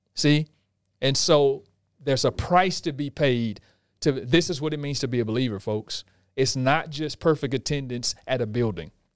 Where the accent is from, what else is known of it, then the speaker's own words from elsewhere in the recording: Houston, Texas, United States; We're from Houston, Texas.